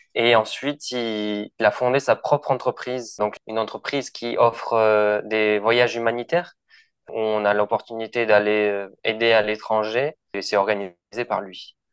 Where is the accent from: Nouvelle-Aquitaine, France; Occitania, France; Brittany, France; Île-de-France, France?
Occitania, France; Toulouse; moved away as an adult; also born or lived in Lima, Peru; je suis de Toulouse à la base